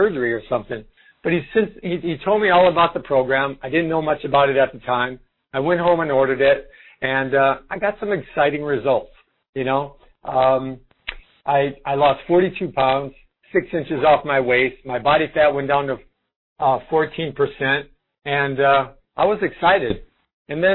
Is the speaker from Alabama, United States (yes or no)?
no; Rockford, Illinois, United States; I'm from Chicago area, Rockford, Illinois, and I'm Italian